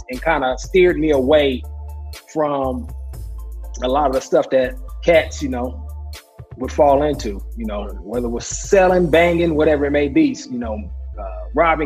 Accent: Oakland, California, United States; now in Paradise Valley, United States; growing up in Oakland

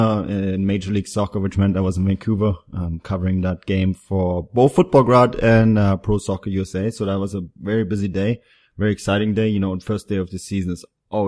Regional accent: Germany; growing up in Germany, playing in conditions like

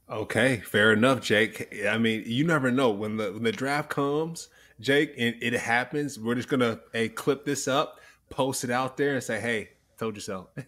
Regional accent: California, United States; I was born in California

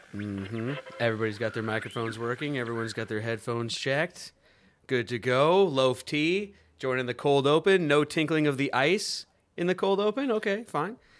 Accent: Edmonds, Washington, United States; moved away as an adult; also born or lived in New York / Los Angeles; born and raised in Edmonds, Washington

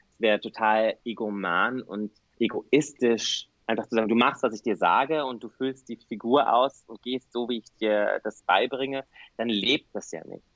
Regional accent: Bavaria, Germany; moved away as an adult; now in Vienna, Austria; Ich komme aus Süddeutschland.

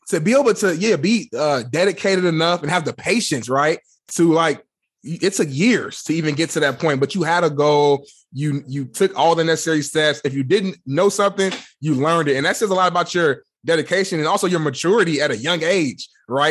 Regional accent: Indianapolis, Indiana, United States; also born or lived in Muncie; I'm born and raised in Indianapolis

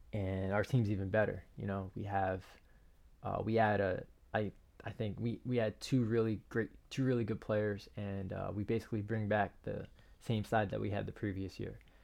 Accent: Piscataway, New Jersey, United States; I was from Piscataway

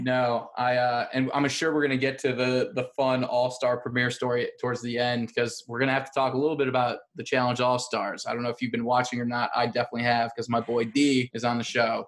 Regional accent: Chicago, Illinois, United States; I'm from Chicago.

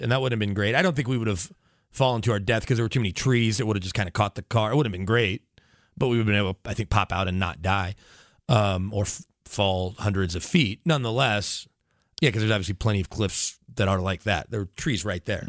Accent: Texas, United States; now in Denver, United States; growing up in Texas

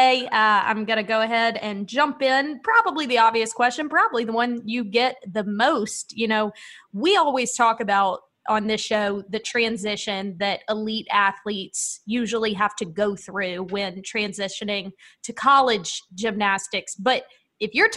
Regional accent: the South, United States; accent: Southern; my Southern accent

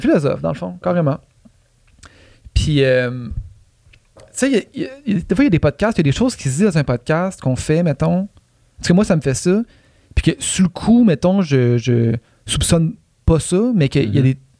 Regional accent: Quebec, Canada; on est tous québécois

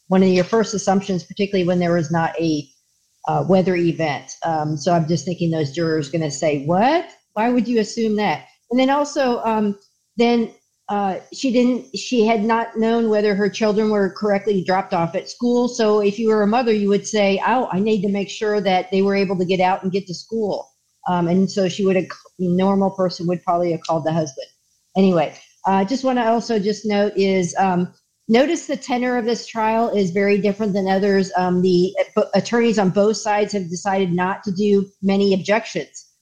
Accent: Florida, United States; I grew up in Florida, was a police officer in Florida

